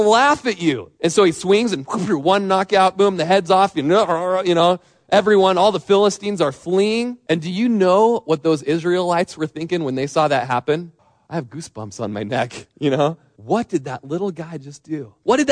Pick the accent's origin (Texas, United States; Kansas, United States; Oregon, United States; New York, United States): Oregon, United States; Lakeview; I was visiting Corvallis from Lakeview